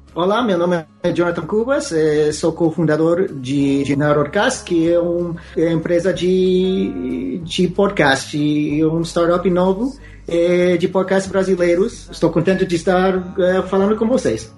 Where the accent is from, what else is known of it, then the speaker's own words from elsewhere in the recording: Alaska, United States; Portuguese is a second language; moved away as an adult; also born or lived in New Jersey / Portland, Oregon; now in Canada; eu nasci em Nova Jersey. É, eh, meu, me eh, criei em, em Alaska. É, eh, vivia em Alaska até os é, 18 anos